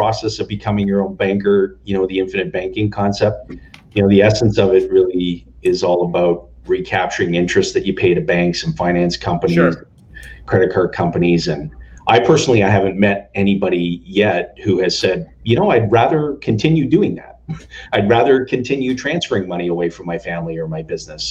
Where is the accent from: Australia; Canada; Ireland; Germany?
Canada; accent: Minnesota; also born or lived in Tampa Bay, Florida, United States; born and raised Canadian